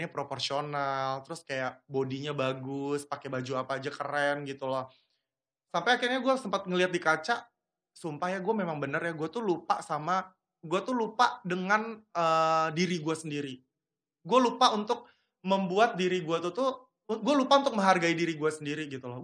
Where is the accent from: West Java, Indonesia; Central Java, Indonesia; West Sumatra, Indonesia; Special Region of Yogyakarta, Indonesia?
West Sumatra, Indonesia; Padang; kalau gue kan kampung gue di Padang ya saya hmm. di Padang itu kan makanannya pada endul-endul